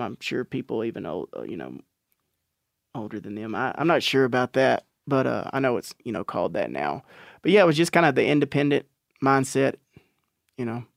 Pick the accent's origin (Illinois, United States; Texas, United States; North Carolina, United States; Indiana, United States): Texas, United States; Natchez; I'm actually from Natchez, which is about ten miles uh, fifty-eight miles outside of Palestine, which is just in East Texas